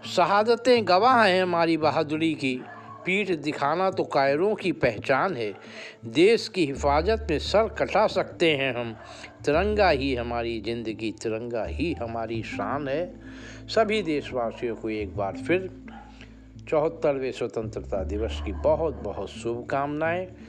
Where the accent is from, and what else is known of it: India